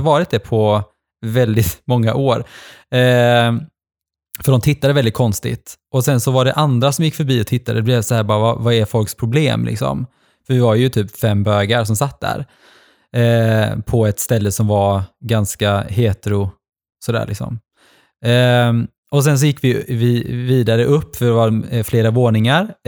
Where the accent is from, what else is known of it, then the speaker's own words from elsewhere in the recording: Gothenburg, Västra Götaland, Sweden; also born or lived in Norway; jag kommer ifrån Göteborg